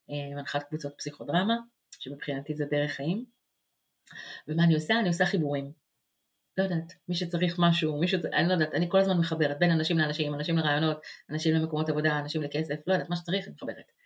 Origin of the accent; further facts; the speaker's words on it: Israel; moved away as an adult; also born or lived in New York, United States; now in Jersey City, United States; אני אה, מתגוררת עכשיו בג'רזי סיטי, גרתי גם בניו יורק, מאוד קרובה לכאן. אני ישראלית שמתגוררת כאן, וזו אה, גם הזהות שלי.